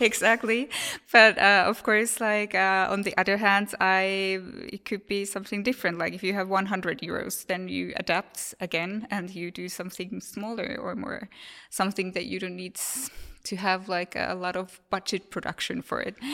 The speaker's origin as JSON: {"language": "English", "country": "Finland", "said": "I'm from Finland, so it's very common for us to talk about these things"}